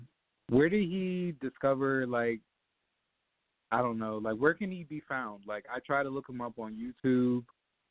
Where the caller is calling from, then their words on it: Virginia, United States; I'm calling from VA.